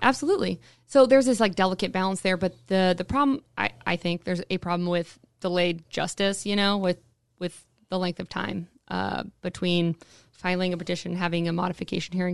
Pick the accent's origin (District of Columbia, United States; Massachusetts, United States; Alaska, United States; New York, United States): Alaska, United States; Anchorage; I was born and raised, uh, here in Anchorage, uh, actually right down the street from the studio. I was, was born and raised in Spinard